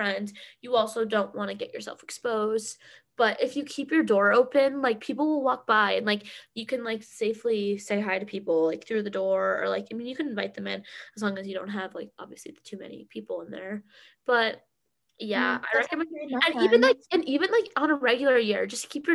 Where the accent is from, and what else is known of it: Massachusetts, United States; moved away